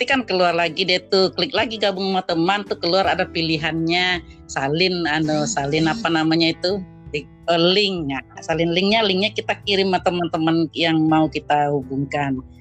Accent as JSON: {"language": "Indonesian", "town": "Padang", "region": "West Sumatra", "country": "Indonesia", "said": "Nah, kita dari Padang Sumatera Barat."}